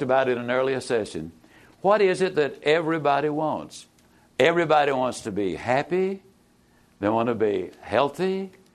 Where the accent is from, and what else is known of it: East Texas, United States; born or raised there